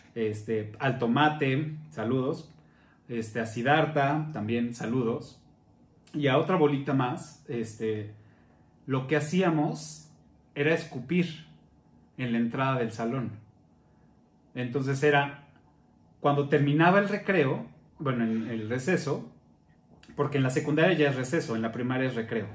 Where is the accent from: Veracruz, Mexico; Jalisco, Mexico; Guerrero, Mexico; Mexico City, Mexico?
Mexico City, Mexico; cuando llegamos a vivir ahí cerca del Parque de los Venados